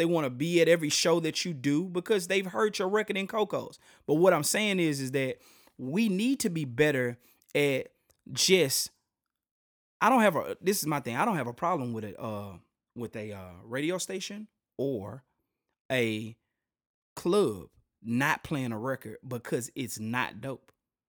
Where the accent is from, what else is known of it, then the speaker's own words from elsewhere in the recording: Shreveport, Louisiana, United States; Ever. Yo, man, I'm from Shreveport. You know, that's where I'm from. Or if anything, you can go ahead and, you know, slang it up and say I'm from Port City.